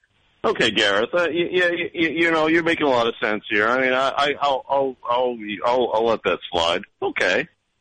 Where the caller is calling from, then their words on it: Orlando, Florida, United States; No, actually, Orlando.